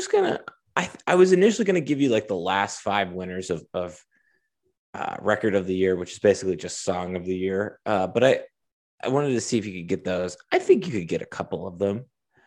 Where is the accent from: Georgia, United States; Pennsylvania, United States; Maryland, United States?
Pennsylvania, United States; Altoona; growing up in Altoona, where that was the only thing you did in the summers was go to Curve games